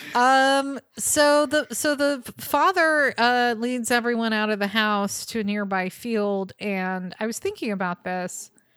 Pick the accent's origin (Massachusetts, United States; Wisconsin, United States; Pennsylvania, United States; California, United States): California, United States; Bay Area; I grew up in the Bay Area